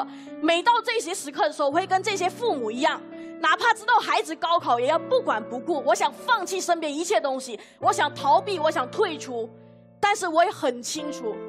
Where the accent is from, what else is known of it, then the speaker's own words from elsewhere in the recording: Malaysia; 我是一个马来西亚人，我甚至没有参与过高考